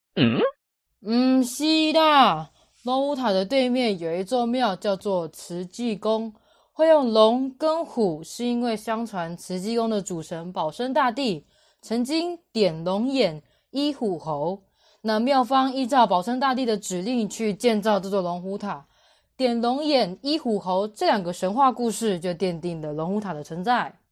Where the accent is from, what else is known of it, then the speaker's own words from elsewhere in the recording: Kaohsiung, Taiwan; 我小时候的生活圈在行走左营之间，对于左营当然有很深的了解啊